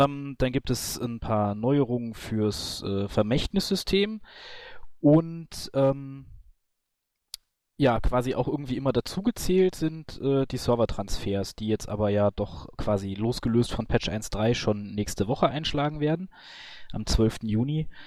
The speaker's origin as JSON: {"language": "German", "region": "North Rhine-Westphalia", "country": "Germany", "said": "Genau, ähm, ich komme auch aus der Ecke."}